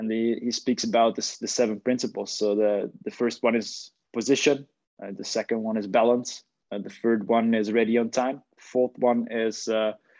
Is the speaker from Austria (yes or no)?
yes; Austria; moved away as an adult; now in Groningen, Netherlands; I reached it in the Academy of Austria Vienna, which is first league in Austria, my home country